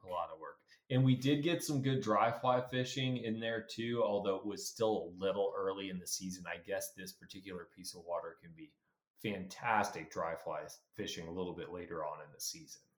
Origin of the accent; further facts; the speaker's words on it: Colorado, United States; I'm we're from Colorado. So trout anglers at heart. It's what I've been done my whole life.